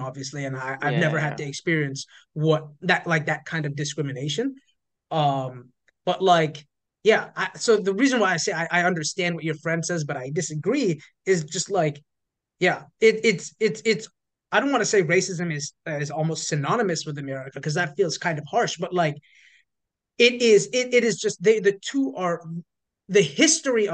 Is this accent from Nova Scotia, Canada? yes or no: no; Toronto, Ontario, Canada; moved away as an adult; now in United States; I grew up in Toronto